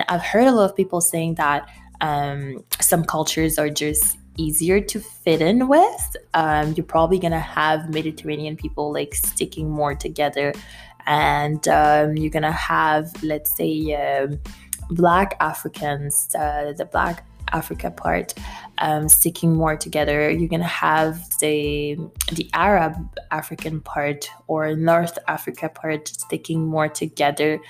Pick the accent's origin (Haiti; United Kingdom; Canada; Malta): Haiti; moved away; I'm from Haiti.